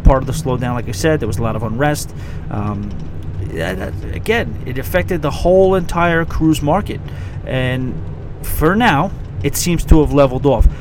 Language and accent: English; New York, United States; as a New Yorker